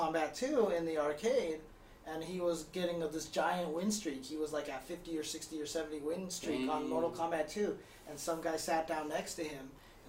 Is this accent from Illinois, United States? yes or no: no; Inland Empire, California, United States; Dude, I grew up in the Inland Empire, okay?